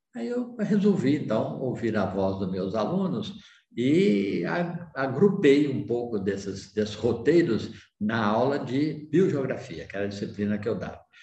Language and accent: Portuguese; Pirenópolis, Goiás, Brazil; sobre a minha região, o lugar onde eu nasci, que é a cidade de Pirenópolis, é a segunda cidade mais velha do estado de Goiás